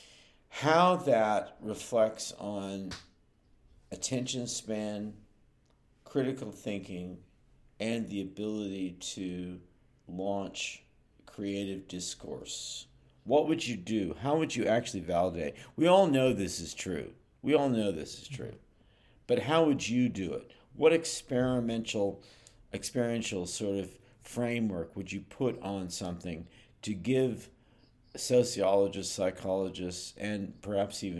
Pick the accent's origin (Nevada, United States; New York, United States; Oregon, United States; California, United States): California, United States; Berkeley; also born or lived in Oakland; I'm from Berkeley in Oakland